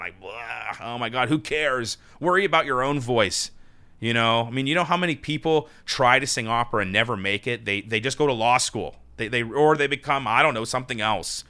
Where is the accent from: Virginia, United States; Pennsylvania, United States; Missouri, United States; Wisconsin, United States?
Pennsylvania, United States; Pittsburgh; moved away; also born or lived in New York; my operatic professional debut in my hometown of Pittsburgh, P